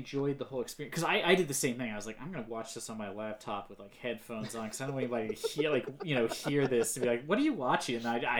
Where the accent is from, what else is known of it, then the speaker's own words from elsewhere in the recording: United States; I'm American